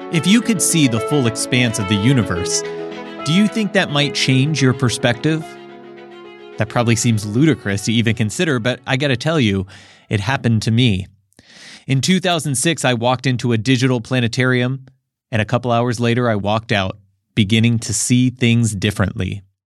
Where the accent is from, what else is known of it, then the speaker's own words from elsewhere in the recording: California, United States; I'm from California